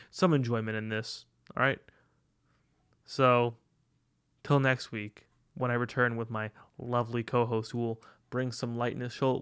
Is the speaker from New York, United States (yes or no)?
yes; Long Island, New York, United States; now in Brooklyn, United States; I'm a Long Island boy.